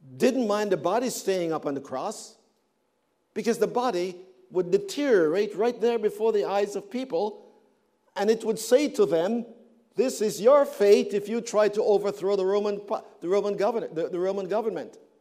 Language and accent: English; Canada; I come from Canada